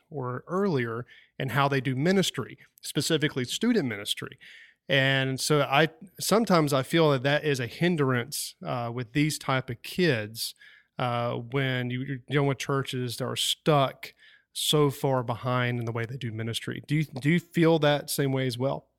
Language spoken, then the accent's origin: English; Wilson, North Carolina, United States; where I grew up at in Wilson, North Carolina